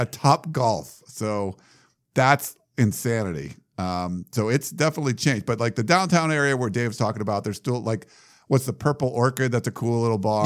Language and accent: English; Milford, Massachusetts, United States; moved away as an adult; also born or lived in Western Pennsylvania; I lived in Massachusetts when I was from eleven years old till eighteen till I moved for college. So, um, I grew up in Milford, Massachusetts, but we moved from Pennsylvania, Western Pennsylvania